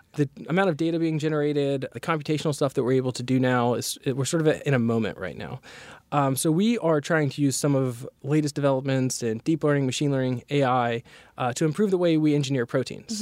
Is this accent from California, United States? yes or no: no; North Carolina, United States; I'm originally from North Carolina